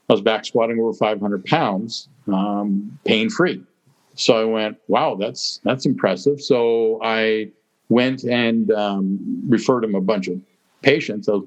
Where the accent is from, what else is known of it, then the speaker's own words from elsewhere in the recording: Kelowna, British Columbia, Canada; moved away as an adult; now in Toronto, Canada; I'm from Kelowna